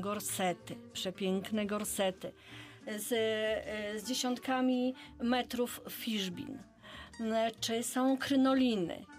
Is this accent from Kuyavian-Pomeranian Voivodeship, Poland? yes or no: yes; Bydgoszcz, Kuyavian-Pomeranian Voivodeship, Poland; u nas w Bydgoszczy